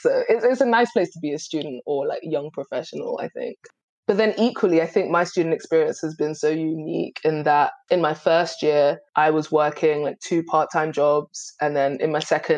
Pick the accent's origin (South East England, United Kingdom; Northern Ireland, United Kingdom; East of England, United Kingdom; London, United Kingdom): London, United Kingdom; Dagenham; also born or lived in Gambia / Manchester; growing up in Dagenham